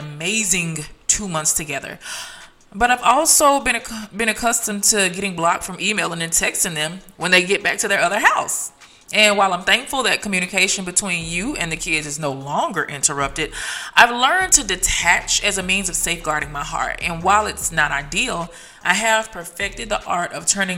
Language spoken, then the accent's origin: English; Tennessee, United States; now in Dallas, United States; my hometown, Tennessee